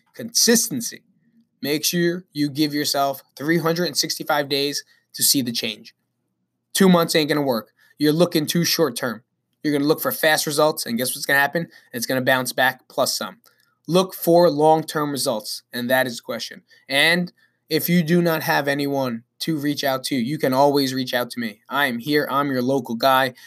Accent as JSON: {"language": "English", "town": "Belleville", "region": "New Jersey", "country": "United States", "also_born_or_lived": "Nutley, New Jersey", "said": "I'm actually from Belleville, New Jersey, which is right down the block"}